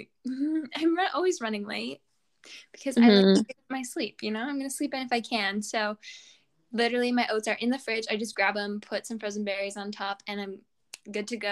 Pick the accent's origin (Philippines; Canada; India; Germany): Canada; we're Canadian